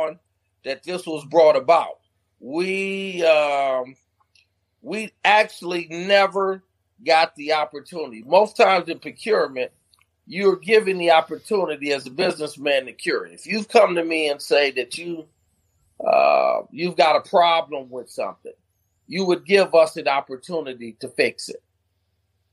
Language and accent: English; Flint, Michigan, United States; moved away as an adult; now in DMV area, United States; I'm from Flint